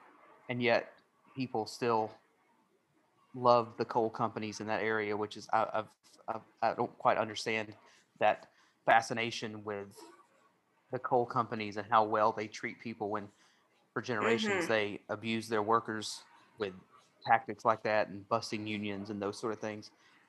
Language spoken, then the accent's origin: English; Knoxville, Tennessee, United States; So we put Knoxville on our envelopes and, we tell people we're from Knoxville